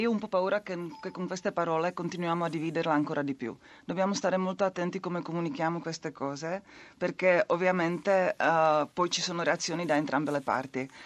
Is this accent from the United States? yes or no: no; Czechia; Italian is a second language; il mio paese, la Repubblica Ceca